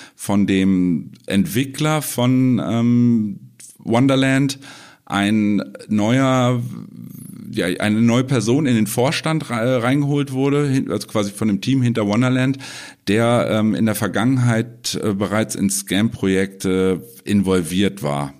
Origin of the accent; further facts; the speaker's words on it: Germany; bei uns in Deutschland